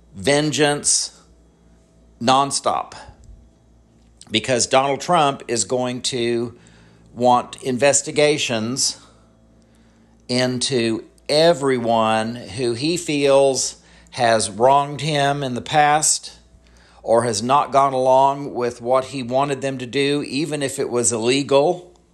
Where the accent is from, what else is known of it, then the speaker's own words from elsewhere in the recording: United States; as American citizens